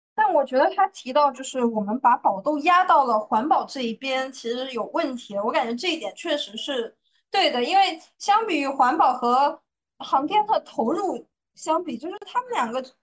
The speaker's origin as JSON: {"language": "Chinese", "country": "China", "said": "其实除了我们中国人之外"}